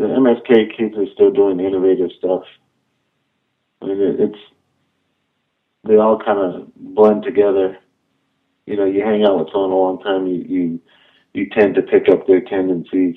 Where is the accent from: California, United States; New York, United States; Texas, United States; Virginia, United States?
New York, United States; moved away; when I was a kid growing up in New York